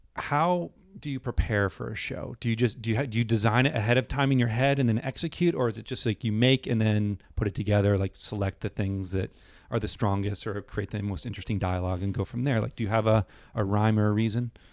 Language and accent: English; New Hampshire, United States; moved away; I grew up in New Hampshire